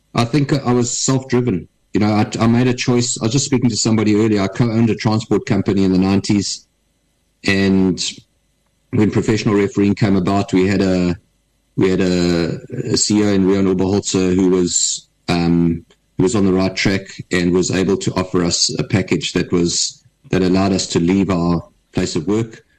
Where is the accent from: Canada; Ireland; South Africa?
South Africa; Durban, KwaZulu-Natal; I was brought up in Durban